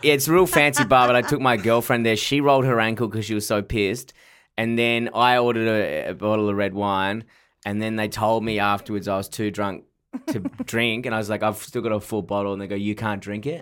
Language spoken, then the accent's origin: English; Perth, Western Australia, Australia; now in Melbourne, Australia; I'm from Perth, and then when I first moved to Melbourne